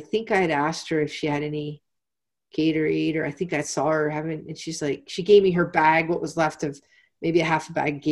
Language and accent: English; Pennsylvania, United States; I'm from Pennsylvania, so there's a pretzel company called Unique Pretzels